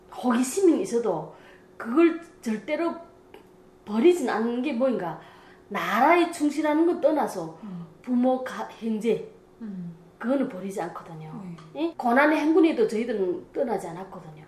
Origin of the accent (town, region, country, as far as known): North Korea; born or raised there; moved away as an adult; now in Florida, United States